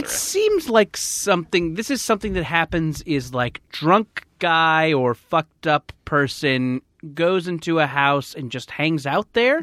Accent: United States; we Americans

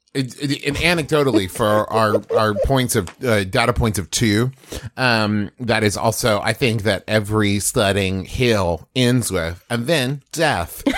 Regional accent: West Virginia, United States; moved away as an adult; also born or lived in Oklahoma; I grew up in West Virginia

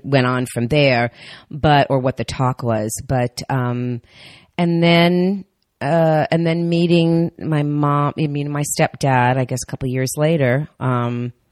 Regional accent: North Miami Beach, Florida, United States; also born or lived in New Jersey; I was raised in Miami

